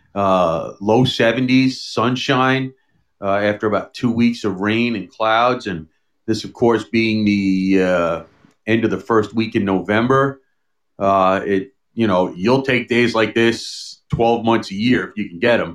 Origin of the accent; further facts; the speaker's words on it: New York City, New York, United States; also born or lived in Long Island; I grew up here in in New York City and Long Island